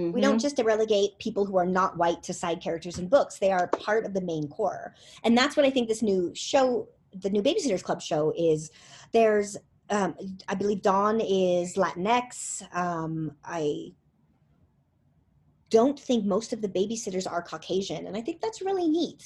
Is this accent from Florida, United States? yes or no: no; Southern California, United States; I grew up in Southern California